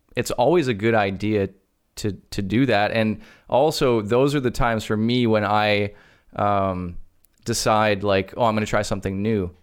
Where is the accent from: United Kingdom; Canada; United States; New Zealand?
Canada; I'm Canadian